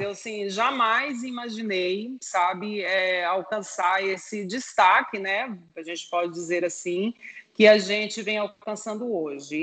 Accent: Goiás, Brazil; Nós três somos de Goiás

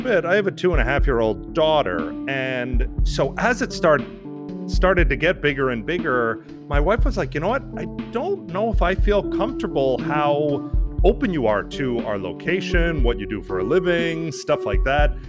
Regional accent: New York, United States; moved away; I was born and raised in New York

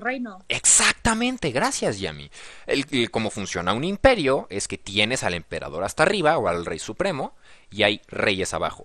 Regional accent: Mexico; Te lo digo como mexicano, te lo digo como el que está del otro lado del charco

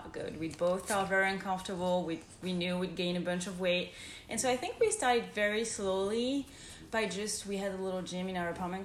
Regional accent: France; moved away as an adult; now in United States; I grew up and I was raised in France. So I'm fully French.

